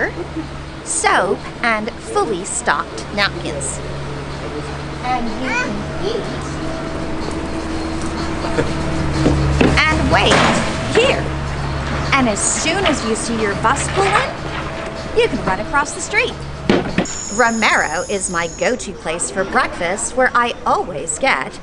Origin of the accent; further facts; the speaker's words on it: Hawaii, United States; also born or lived in Japan / Los Angeles, United States / Milan, Italy; now in Opatija Riviera, Croatia; I was born in Japan, and I grew up in Hawaii